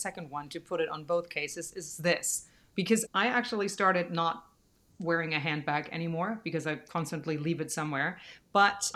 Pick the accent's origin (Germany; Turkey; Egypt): Germany; now in United States; we're both from Germany.